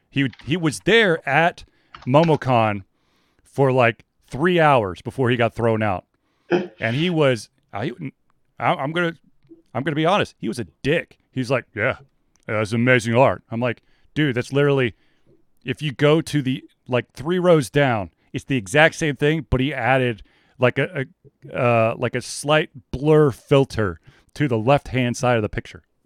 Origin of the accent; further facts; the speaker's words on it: Atlanta, Georgia, United States; I grew up in Atlanta